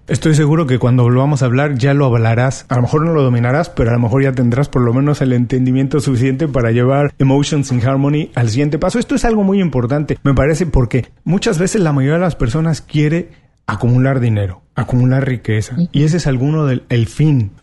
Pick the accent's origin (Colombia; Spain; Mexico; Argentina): Mexico; lo mexicano no somos iguales